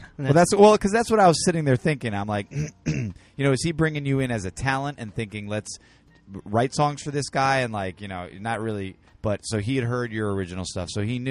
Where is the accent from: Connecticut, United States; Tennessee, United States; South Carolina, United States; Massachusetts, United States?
Connecticut, United States; moved away; I'm from Connecticut.